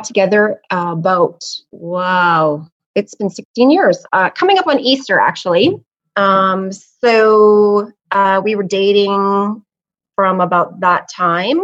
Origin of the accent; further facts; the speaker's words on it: Canada; We're from Canada